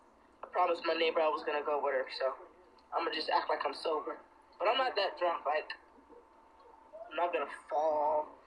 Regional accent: Georgia, United States; I was originally born and raised in Georgia.

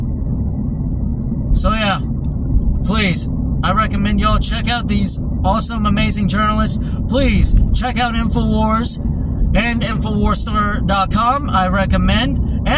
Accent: United States; I was born in America

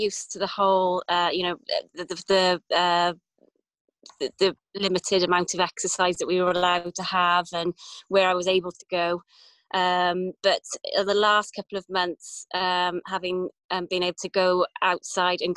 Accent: Cardiff, Wales, United Kingdom; also born or lived in Pontypridd / London / New Zealand; now in Llansadwrn, United Kingdom; I was born in Pontypridd, but grew up in on the outskirts of Cardiff in Rada, up to the age of 19.

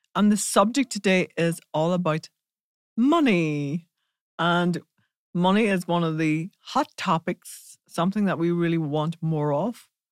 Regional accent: Ireland; we're from Ireland

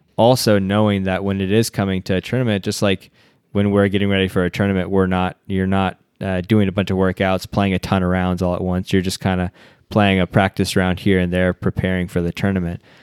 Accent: United States; our culture as American culture

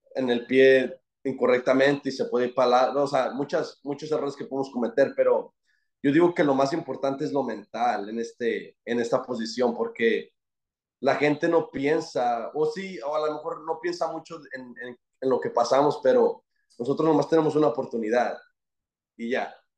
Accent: Fort Worth, Texas, United States; soy de Dallas, de Fort Worth

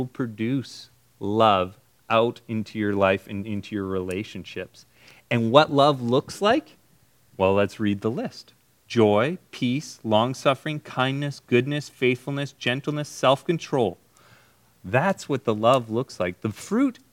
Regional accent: Canada; when I was growing up in Canada

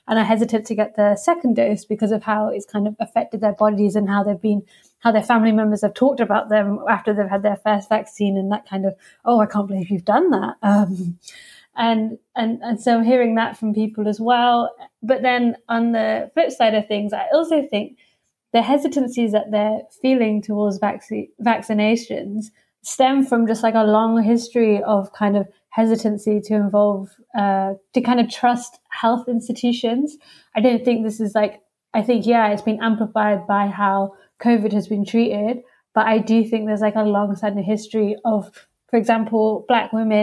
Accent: Leicester, East Midlands, United Kingdom; now in London, United Kingdom; I'm actually from Leicester

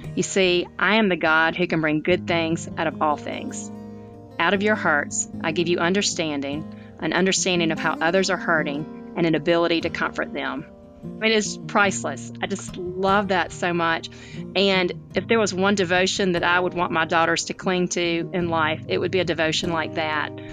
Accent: Tuscaloosa, Alabama, United States; now in Birmingham, United States; I grew up in Tuscaloosa, Alabama, which is a college town

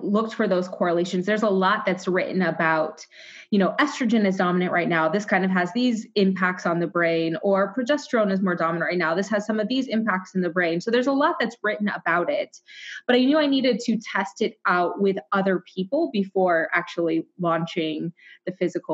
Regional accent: Waterloo, Iowa, United States; I am from Iowa. I was born in Waterloo, Iowa

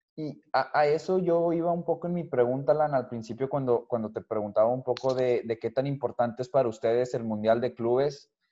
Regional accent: Mexico; yo siendo mexicano

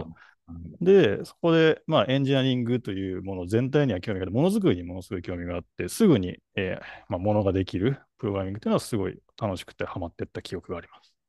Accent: Tokyo, Japan; 東京生まれの歌舞伎町生まれの、はい、代々木育ちの

